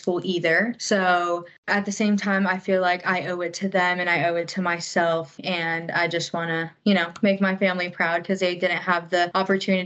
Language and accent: English; Hilton Head, South Carolina, United States; moved away as an adult; now in Augusta, United States; I'm from Hilton Head, South Carolina